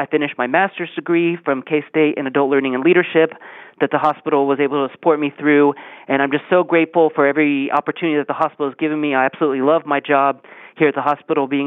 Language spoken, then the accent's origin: English; Topeka, Kansas, United States; I am originally from Topeka, Kansas, born and raised there.